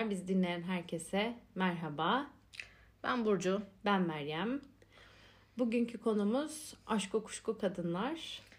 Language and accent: Turkish; Adana, Turkey; Ben Adanalıyım abi.